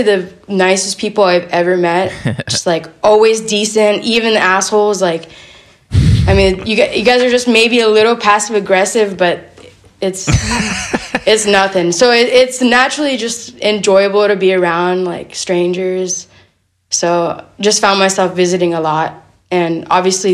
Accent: Boca Raton, Florida, United States; moved away as an adult; also born or lived in Vancouver; I grew up in Boca Raton, Florida. It's like a coastal town in southern Florida

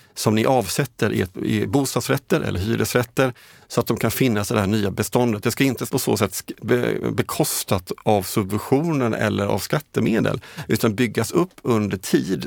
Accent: Jönköping, Jönköping County, Sweden; hemifrån Jönköping där jag kommer ifrån

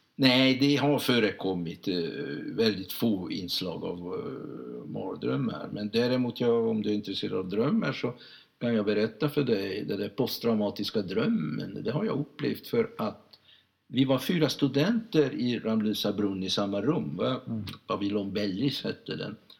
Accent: Budapest, Hungary; Swedish is a second language; moved away as an adult; also born or lived in Lund; now in Sweden; Jag agerar inte som en ungrare, jag agerar som en svensk

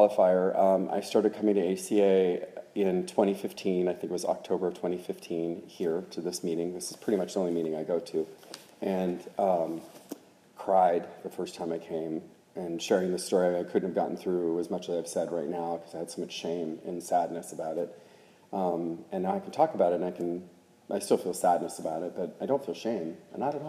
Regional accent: Oklahoma, United States; I grew up in Oklahoma

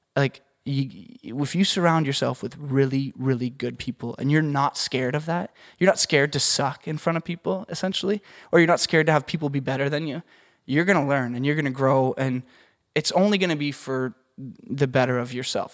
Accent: Canada; moved away; I'm Canadian

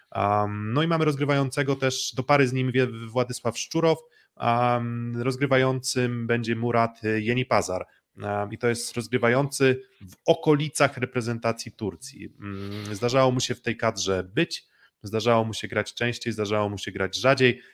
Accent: Olsztyn, Warmian-Masurian Voivodeship, Poland; ja jestem z Olsztyna, jestem kibicem AZS-u Olsztyn

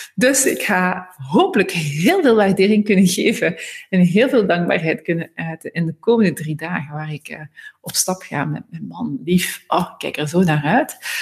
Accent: Ghent, Flanders, Belgium; moved away; naar Gent gegaan, dus mijn geboortestad.

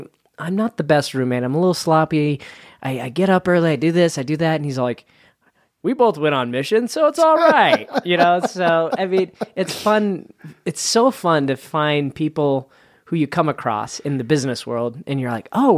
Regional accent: Salt Lake City, Utah, United States; This began in Princeton Avenue in the Yellcrest area of Salt Lake City.

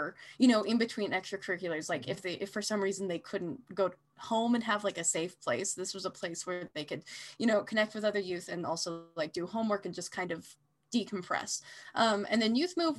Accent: Salt Lake City, Utah, United States; now in Boise, United States; I grew up in Salt Lake City, Utah

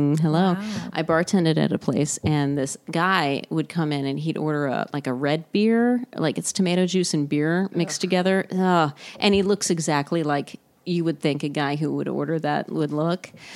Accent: Texas, United States; moved away as an adult; also born or lived in Houston / Chicago; now in Los Angeles, United States; I'm from Texas.

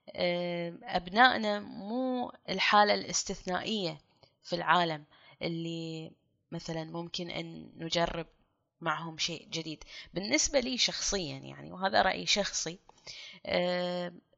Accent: Kuwait; ككويتيين كلنا

